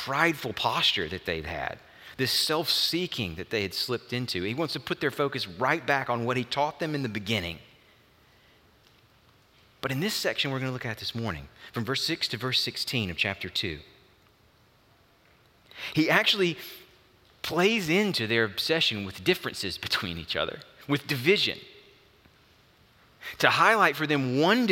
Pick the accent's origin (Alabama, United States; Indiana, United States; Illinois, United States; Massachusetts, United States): Alabama, United States; also born or lived in Auburn, Alabama / Frisco City, Alabama; as a kid, moved into rural Alabama, my dad took a church, First Baptist Church, Frisco City, and we relocated to that area